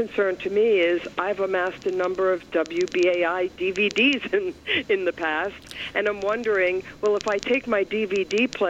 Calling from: Nanuet, New York, United States; I'm calling from Rockland County, New York.

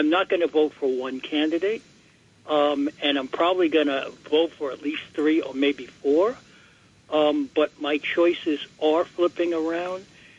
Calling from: New York City, New York, United States; I'm calling from Bed-Stuy, Brooklyn.

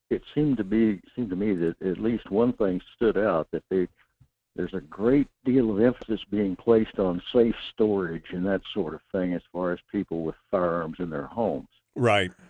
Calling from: North Pole, Alaska, United States; Good morning, Michael. This is … in North Pole.

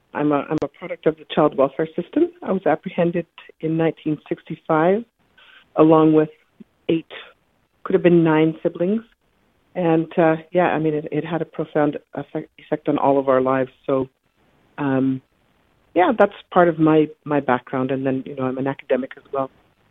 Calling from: Saskatoon, Saskatchewan, Canada

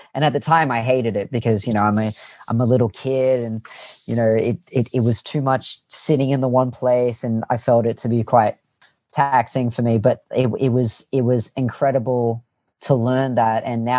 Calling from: Annandale, New South Wales, Australia; I'm in a city called Annandale in the inner west of Sydney.

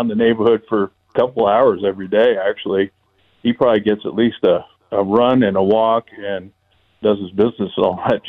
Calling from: Prescott, Arizona, United States; Oh, good old Prescott.

